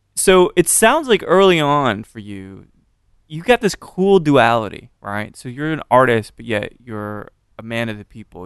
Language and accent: English; Austin, Texas, United States; I'm from Austin